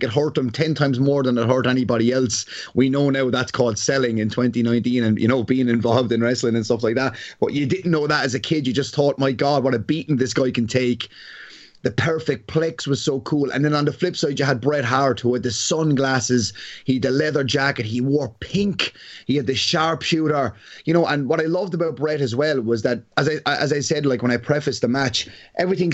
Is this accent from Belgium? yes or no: no; Ireland; as an Irishman